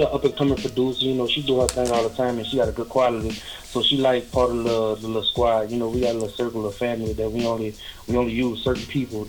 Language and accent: English; New Orleans, Louisiana, United States; now in Alabama, United States; I'm from New Orleans.